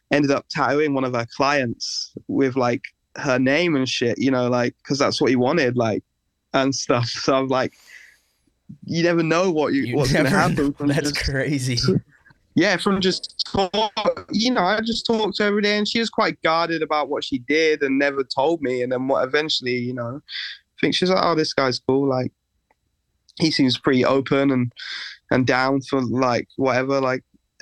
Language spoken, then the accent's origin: English; England, United Kingdom; growing up in England